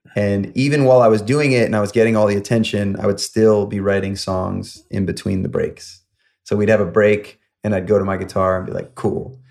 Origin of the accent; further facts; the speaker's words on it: upstate New York, United States; moved away as an adult; now in Los Angeles, United States; I grew up in upstate New York, about an hour north of New York City. And um, I was there until about 21